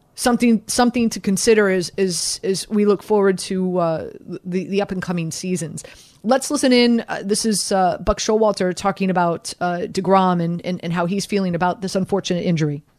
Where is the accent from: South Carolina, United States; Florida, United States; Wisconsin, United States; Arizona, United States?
Florida, United States; Miami; I'm from Miami.